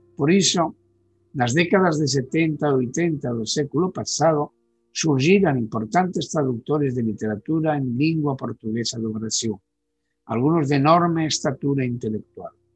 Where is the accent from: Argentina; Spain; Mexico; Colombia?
Spain